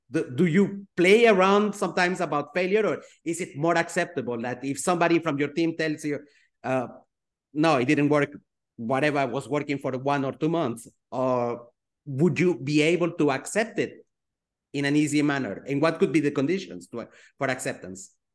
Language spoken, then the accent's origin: English; Switzerland; I grew up in Switzerland